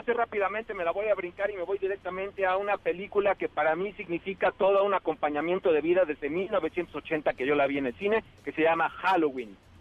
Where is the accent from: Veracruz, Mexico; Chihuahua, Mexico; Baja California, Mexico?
Veracruz, Mexico; now in Mexico City, Mexico; mi tierra natal, Veracruz, bello estado que me vio nacer